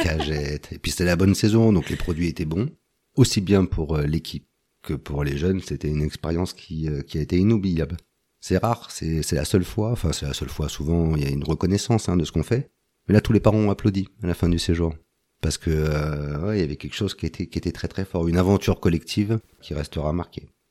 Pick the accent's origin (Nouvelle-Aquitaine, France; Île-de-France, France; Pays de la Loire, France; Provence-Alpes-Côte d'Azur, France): Île-de-France, France; Antony; moved away as an adult; now in Isère, France; j'ai grandi de 0 à 22 ans, j'étais à Antony